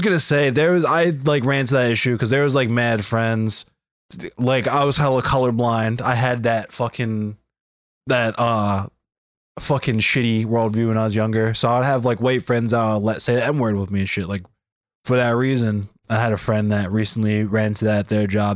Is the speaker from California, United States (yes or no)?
no; Baltimore, Maryland, United States; I'm from Baltimore.